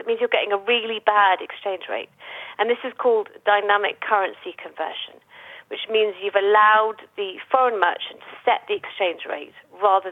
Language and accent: English; United Kingdom; moved away as an adult; now in Dubai, United Arab Emirates; heading back to the UK, which is where I'm from